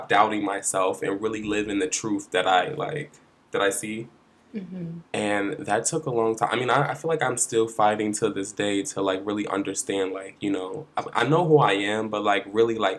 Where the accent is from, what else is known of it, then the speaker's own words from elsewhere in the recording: Philadelphia, Pennsylvania, United States; now in New York, United States; I'm from Philly, and, you know, growing up, like, I'm from West Philadelphia